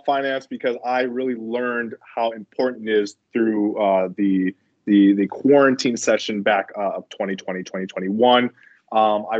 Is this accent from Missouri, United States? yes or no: no; Minnesota, United States; also born or lived in Ohio; I'm from Minnesota, so I'm in Minnesota on co-op.